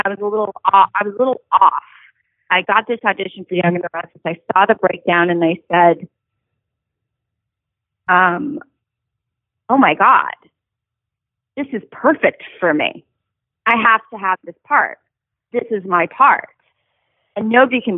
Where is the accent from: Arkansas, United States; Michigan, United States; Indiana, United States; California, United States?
California, United States; Los Angeles; also born or lived in Carson City, Nevada / Tucson, Arizona; I grew up in Studio City in North Hollywood